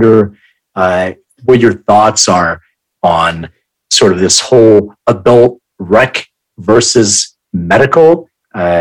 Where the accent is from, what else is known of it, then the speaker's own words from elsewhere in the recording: Philadelphia, Pennsylvania, United States; I'm from Philly